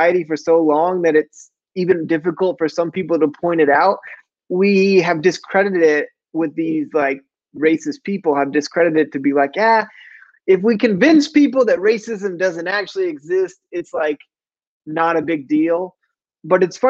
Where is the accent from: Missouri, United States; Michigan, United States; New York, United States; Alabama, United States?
Missouri, United States; Mid; I'm from Mid Missouri